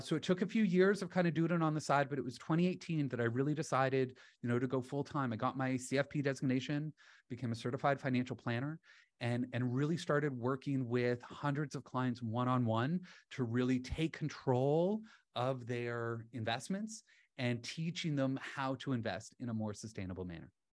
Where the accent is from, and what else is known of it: London, Ontario, Canada; born or raised there; moved away as an adult; also born or lived in Halifax, Nova Scotia / Sweden; now in Toronto, Canada